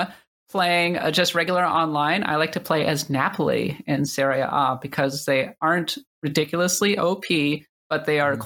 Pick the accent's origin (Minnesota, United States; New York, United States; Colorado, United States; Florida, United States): Minnesota, United States; accent: Minnesotan; I'm from Minnesota